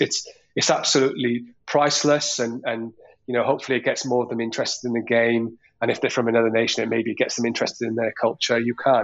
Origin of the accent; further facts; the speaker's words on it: Newport, Wales, United Kingdom; I'm from the Newport area and I played for Mice Glass when I was a kid